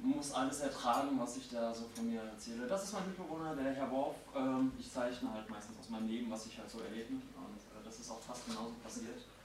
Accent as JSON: {"language": "German", "town": "Mainz", "region": "Rhineland-Palatinate", "country": "Germany", "said": "ich bin Mainzer"}